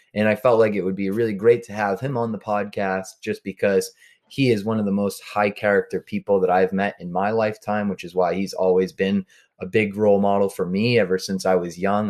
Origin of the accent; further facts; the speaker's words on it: North Andover, Massachusetts, United States; We're both from North Andover, Massachusetts